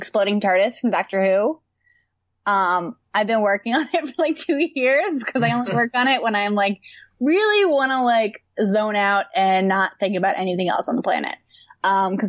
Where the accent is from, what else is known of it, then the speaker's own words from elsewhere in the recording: New York, United States; also born or lived in California; I moved from California to New York when I was 6 years old